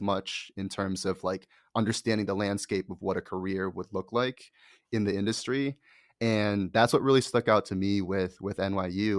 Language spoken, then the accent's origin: English; Connecticut, United States; moved away; also born or lived in Boston / New York; my parents and where I grew up was in Connecticut